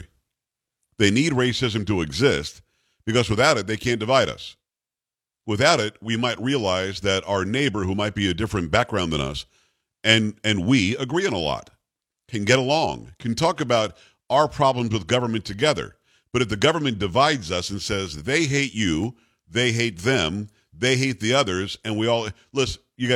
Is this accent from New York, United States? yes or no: yes; New York, United States; I'm from New York